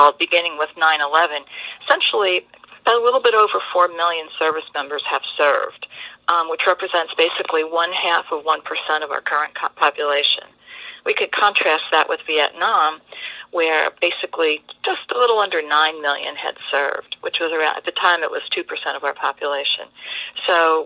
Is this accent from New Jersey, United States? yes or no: yes; New Jersey, United States; moved away as an adult; also born or lived in Norfolk, Virginia; I'm originally from New Jersey